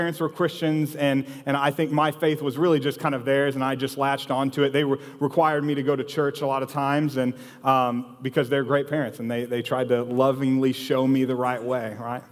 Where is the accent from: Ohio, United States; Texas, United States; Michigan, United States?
Texas, United States; Austin; So I grew up here in Austin